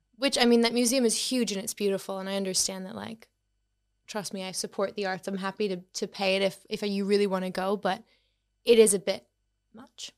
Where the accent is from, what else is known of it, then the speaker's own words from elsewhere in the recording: Boston, Massachusetts, United States; moved away; I'm from Boston in the U S, so, um, you may tell by my accent